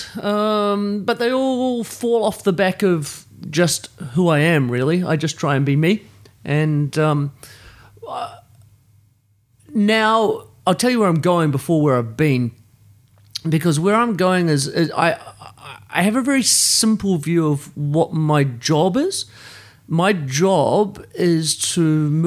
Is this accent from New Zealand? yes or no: yes; New Zealand; I grew up in New Zealand, in a place of privilege